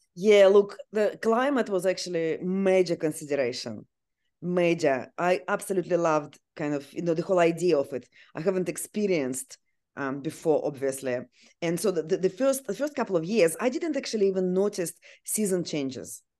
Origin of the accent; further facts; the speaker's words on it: Siberia, Russia; English is a second language; now in Australia; I actually was born and grew up in Siberia, which is very cold place.